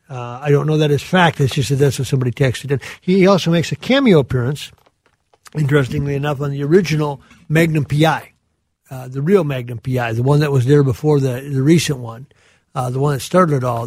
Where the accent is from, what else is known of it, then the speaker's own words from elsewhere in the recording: southern Minnesota, United States; those of us that grew up uh, in that area